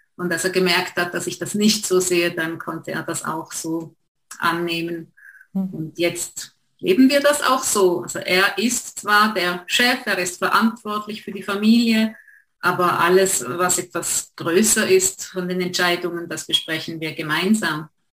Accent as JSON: {"language": "German", "country": "Switzerland", "accent": "Swiss", "said": "wir wohnen, wie man hört, in der Schweiz"}